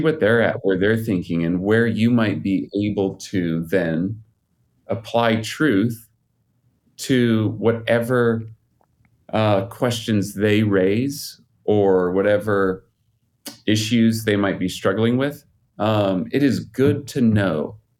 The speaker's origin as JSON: {"language": "English", "region": "Utah", "country": "United States", "tie": "born or raised there", "said": "I'm out here in Utah. I grew up in Utah."}